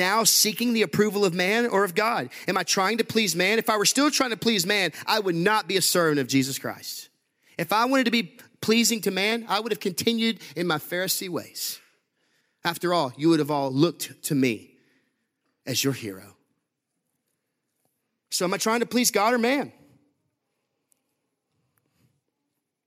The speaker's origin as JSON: {"language": "English", "town": "Huntsville", "region": "Texas", "country": "United States", "tie": "born or raised there", "said": "I grew up in Huntsville, Texas."}